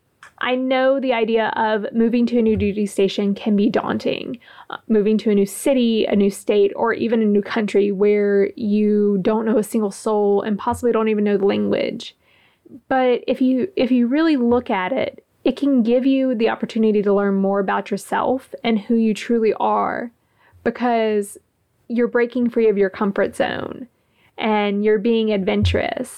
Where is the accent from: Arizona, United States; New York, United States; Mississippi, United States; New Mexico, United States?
Mississippi, United States; Gulfport; moved away as an adult; also born or lived in Kings Bay; I was in my hometown